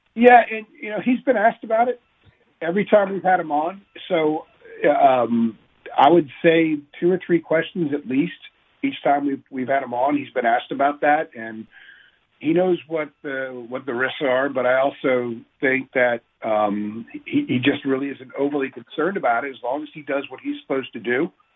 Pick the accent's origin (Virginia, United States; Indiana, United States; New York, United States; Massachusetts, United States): Virginia, United States; Northern; also born or lived in California; I was born in California, but I was raised in Northern Virginia.